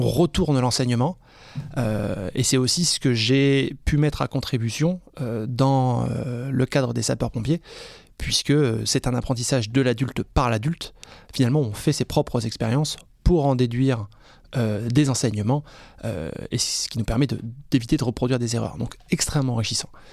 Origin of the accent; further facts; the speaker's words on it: France; also born or lived in Reims / Strasbourg / Scotland; quand on est français en Écosse